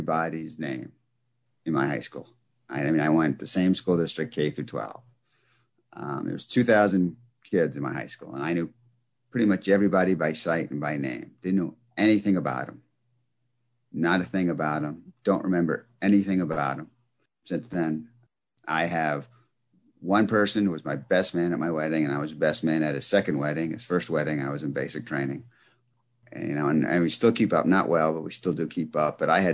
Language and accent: English; about an hour north of New York City, United States; also born or lived in Bronx, New York City; I was born in the Bronx. And when I was four, we moved out of the Bronx into a house upstate, not upstate New York, but upstate from New York City, about an hour north of New York City